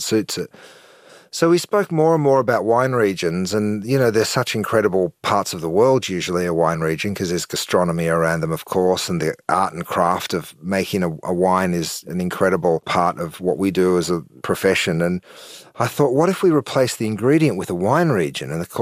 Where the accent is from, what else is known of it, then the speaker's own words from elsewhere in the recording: Australia; moved away; we're 14 hours from the West Coast in the US